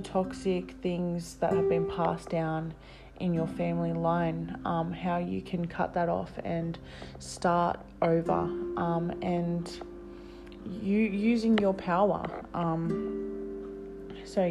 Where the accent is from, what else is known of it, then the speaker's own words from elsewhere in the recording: New South Wales, Australia; I'm 22 years young and I'm from New South Wales, Australia.